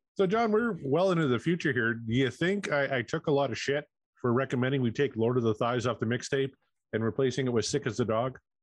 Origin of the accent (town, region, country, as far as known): Canada